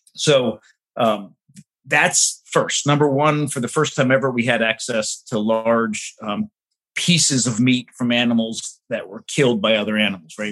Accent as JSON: {"language": "English", "area": "suburbs of New York City", "region": "New Jersey", "country": "United States", "tie": "born or raised there", "said": "I grew up in the suburbs of New York City, right near the beach"}